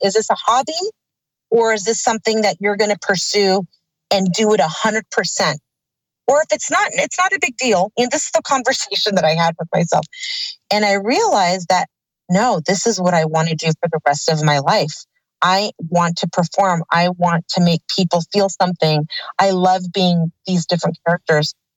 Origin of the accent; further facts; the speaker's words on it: Burbank, California, United States; I was born in Burbank, California at St. Joseph's Hospital